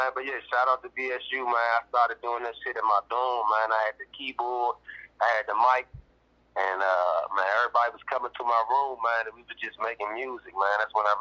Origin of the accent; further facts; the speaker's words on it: Washington, District of Columbia, United States; I'm from Southeast Washington, D.C., man.